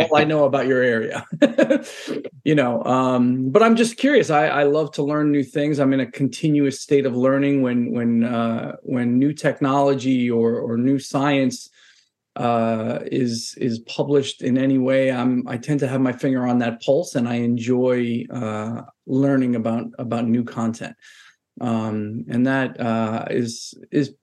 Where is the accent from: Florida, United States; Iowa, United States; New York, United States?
New York, United States; New York City; moved away as an adult; also born or lived in San Francisco Bay Area / London; now in Boston, United States; I'm a Brooklyn kid. I'm born and raised in New York